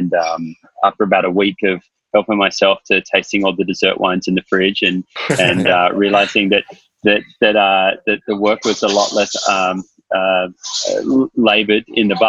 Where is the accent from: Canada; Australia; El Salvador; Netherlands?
Australia; Sydney, New South Wales; moved away as an adult; also born or lived in London, United Kingdom; now in New York, United States; Yeah, I'm from Sydney. I'm Australian, but I've been living in New York for the last 10 years.